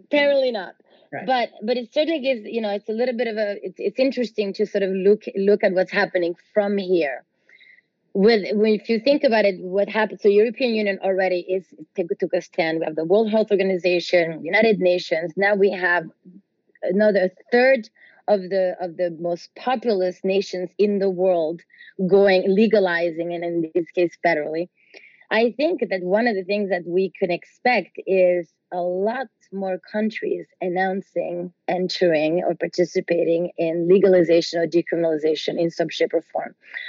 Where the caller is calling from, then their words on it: Southern Italy, Italy; I'm calling here from Italy